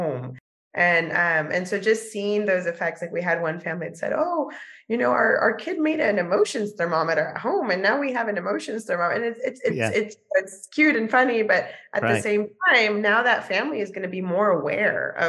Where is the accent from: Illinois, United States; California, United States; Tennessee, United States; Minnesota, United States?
California, United States; San Diego; also born or lived in Mexico; now in New York, United States; I grew up in San Diego, California, in a multilingual, multicultural home.